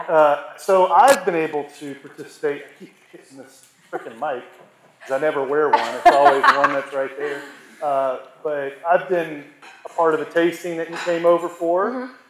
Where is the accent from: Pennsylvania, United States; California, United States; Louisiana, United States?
Louisiana, United States; Monroe; I, I, grew up most of my life in Monroe